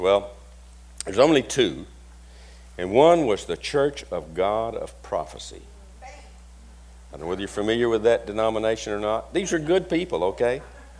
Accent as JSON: {"language": "English", "town": "Marked Tree", "region": "Arkansas", "country": "United States", "tie": "born or raised there", "moved": "yes", "said": "I'm from Mark Tree, Arkansas. That's a usual response I get when I tell people about Mark Tree, Arkansas. It's a little bitty town up in the northeast corner of Arkansas. There's nothing there. It's cotton country, big snakes, big mosquitoes."}